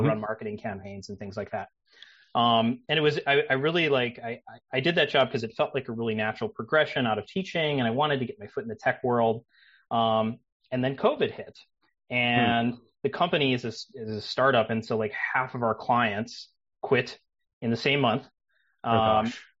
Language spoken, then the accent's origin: English; Wisconsin, United States; moved away as an adult; also born or lived in New York; I am from Wisconsin originally. I grew up in Wisconsin.